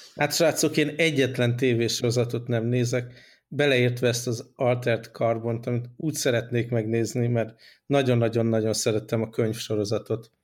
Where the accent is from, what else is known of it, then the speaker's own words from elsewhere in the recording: Hungary; moved away; amire büszkék vagyunk, mint magyarok